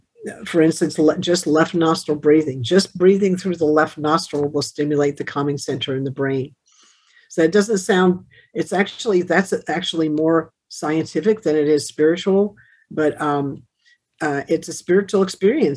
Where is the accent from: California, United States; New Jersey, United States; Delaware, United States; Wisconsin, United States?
Delaware, United States; Wilmington; Wilmington. I was born in Wilmington.